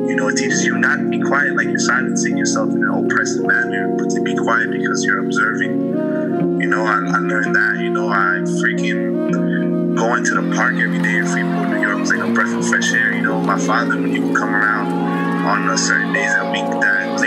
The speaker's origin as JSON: {"language": "English", "country": "Colombia", "said": "I'm from Colombia, but I'm also from here."}